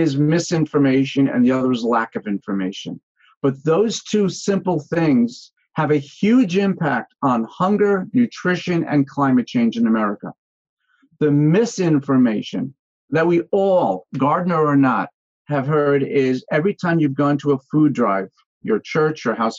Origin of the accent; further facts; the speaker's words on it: Yonkers, New York, United States; also born or lived in Connecticut / Brooklyn Heights, New York / Manhattan, New York; I grew up in Yonkers and then went to school in Connecticut